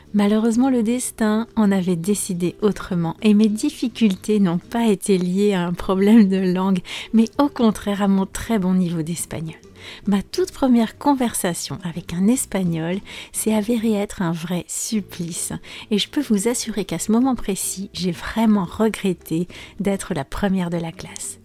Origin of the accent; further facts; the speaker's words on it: France; je suis française